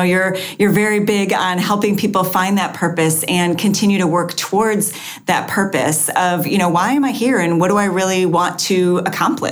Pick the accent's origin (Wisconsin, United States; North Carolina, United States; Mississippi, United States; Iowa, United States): Wisconsin, United States; moved away; also born or lived in Florida; I grew up in Wisconsin